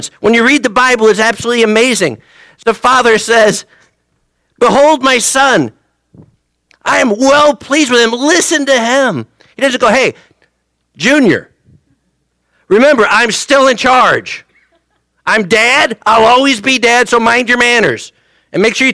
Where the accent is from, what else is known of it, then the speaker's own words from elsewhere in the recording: United States; as an American